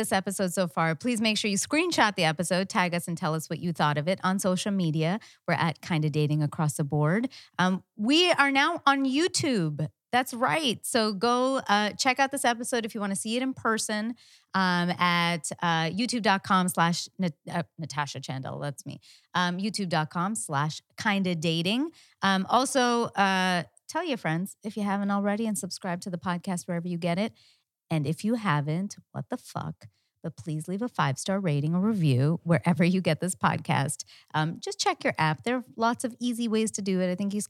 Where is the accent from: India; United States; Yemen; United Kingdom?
India; I'm Indian. I love math.